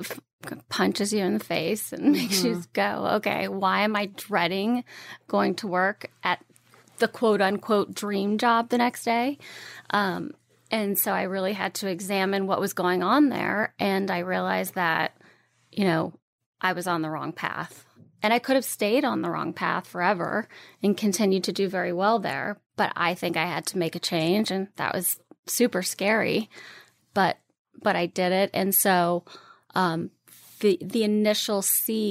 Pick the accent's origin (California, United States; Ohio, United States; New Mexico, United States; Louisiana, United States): Louisiana, United States; moved away as an adult; now in New York, United States; I am born and raised in Louisiana. I moved to New York right out of college